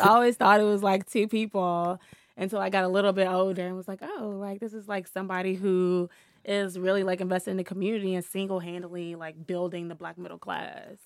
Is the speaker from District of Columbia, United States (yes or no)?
yes; Washington, District of Columbia, United States; I'm from here. I'm from Washington, D C. I grew up in the Shaw Howard neighborhood.